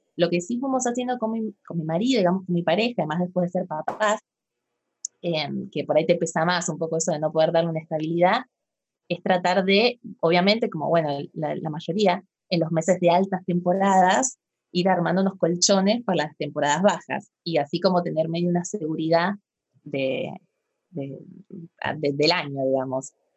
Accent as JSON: {"language": "Spanish", "country": "Argentina", "said": "yo soy de Argentina"}